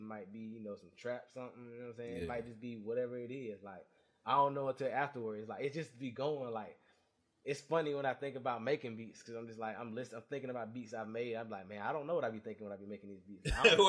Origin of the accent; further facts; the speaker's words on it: Augusta, Georgia, United States; I'm from Augusta, not Atlanta.